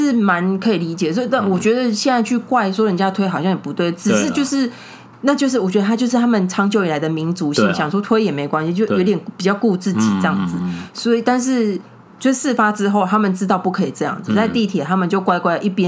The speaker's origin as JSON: {"language": "Chinese", "country": "Taiwan", "said": "因为像我们台湾人走路，虽然我自己是很严守，我就是会靠右的那种人"}